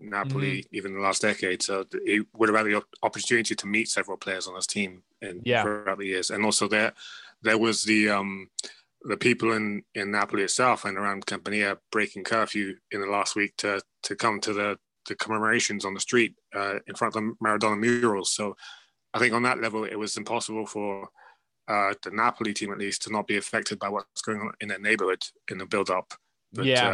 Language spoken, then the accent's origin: English; England, United Kingdom; as someone growing up in England